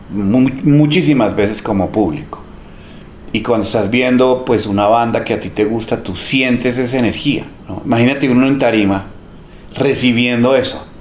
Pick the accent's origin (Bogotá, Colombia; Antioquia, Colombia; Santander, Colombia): Bogotá, Colombia; Yo crecí en Teusaquillo